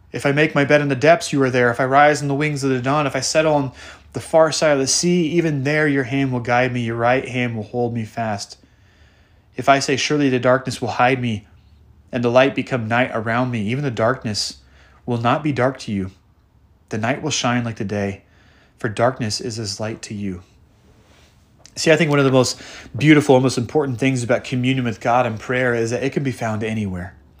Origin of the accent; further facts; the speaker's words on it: the Northwest, Pacific Northwest, United States; I grew up in the Northwest